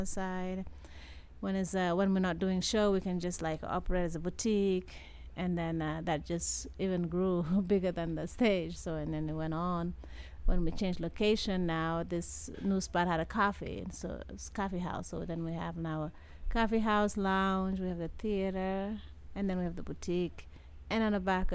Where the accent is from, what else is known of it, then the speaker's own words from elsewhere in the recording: Dakar, Senegal; moved away as an adult; now in Las Vegas, United States; I come from Senegal, West Africa, mm-hmm. Dakar